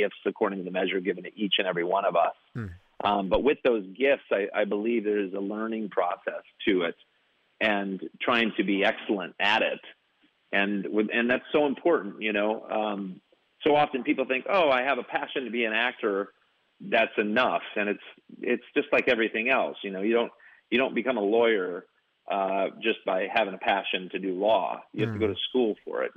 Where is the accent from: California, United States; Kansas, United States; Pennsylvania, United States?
Kansas, United States; moved away as an adult; now in Los Angeles, United States; I'm a kid from Kansas who, you know, practically grew up on a wheat farm